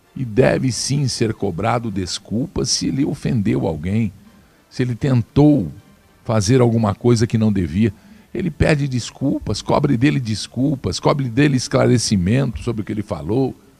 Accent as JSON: {"language": "Portuguese", "country": "Brazil", "said": "Todos nós somos brasileiros"}